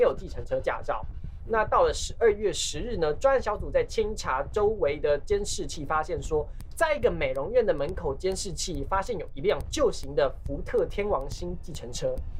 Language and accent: Chinese; Taiwan; 我是，我是台湾人嘛